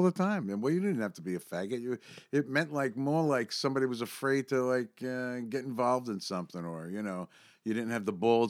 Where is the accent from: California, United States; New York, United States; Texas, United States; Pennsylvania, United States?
New York, United States; New York City; I grew up in Brooklyn